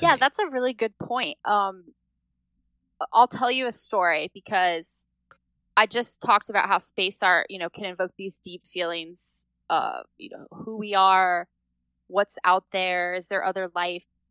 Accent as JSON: {"language": "English", "region": "Indiana", "country": "United States", "tie": "born or raised there", "said": "I grew up in Indiana on a farm"}